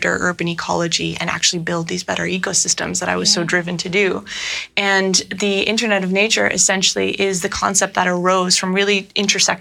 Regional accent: Netherlands; moved away; also born or lived in Toronto, Canada; I moved to Amsterdam, back to my home country of the Netherlands.

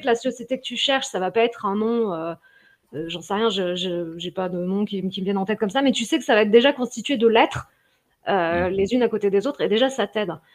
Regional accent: Lyon, Auvergne-Rhône-Alpes, France; moi je suis lyonnaise, Limonade est juste à côté de chez moi

